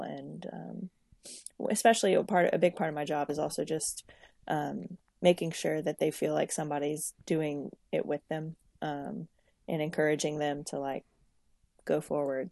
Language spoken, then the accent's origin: English; Lafayette, Louisiana, United States; I'm originally from Lafayette, Louisiana, uh, living, um, in Lafayette, Louisiana